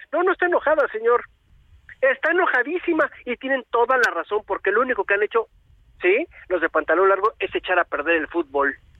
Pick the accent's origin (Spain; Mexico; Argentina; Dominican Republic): Mexico; como mexicanos